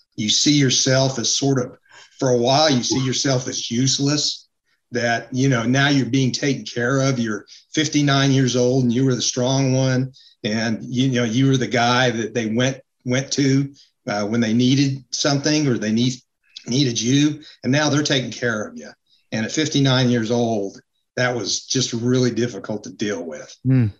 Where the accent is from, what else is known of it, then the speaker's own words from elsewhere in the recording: Utah, United States; moved away as an adult; now in North Carolina, United States; Was born and raised in Utah. Uh, came out to North Carolina uh, to go to school